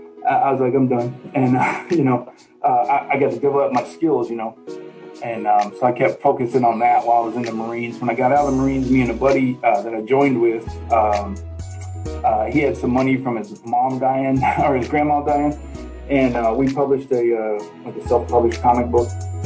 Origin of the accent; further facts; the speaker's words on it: Dallas, Texas, United States; I'm from Dallas mostly